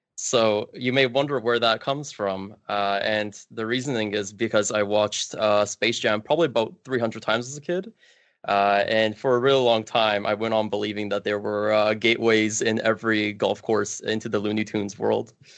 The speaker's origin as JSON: {"language": "English", "town": "Kielce", "region": "Świętokrzyskie Voivodeship", "country": "Poland", "tie": "born or raised there", "moved": "yes", "lives_now": "Canada", "said": "I was actually bo-, born outside of Canada in a small city in Poland called Kielce."}